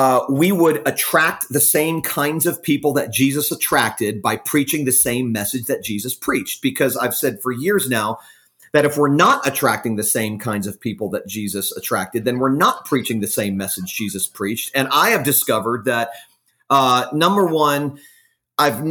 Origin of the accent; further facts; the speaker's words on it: Fort Lauderdale, Florida, United States; also born or lived in Jacksonville, Florida / Texas; now in Jupiter, United States; raised in Fort Lauderdale, Florida. I'm a Florida native